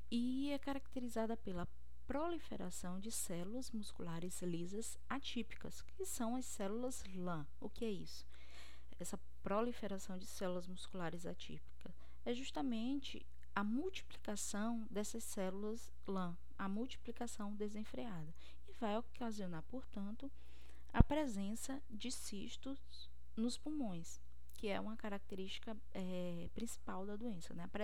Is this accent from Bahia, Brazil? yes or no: yes; Cruz das Almas, Bahia, Brazil; now in Fortaleza, Brazil; eu sou bióloga, eu sou baiana de Cruz das Almas. Atualmente eu estou morando no Ceará, em Fortaleza, porque eu estou fazendo doutorado aqui.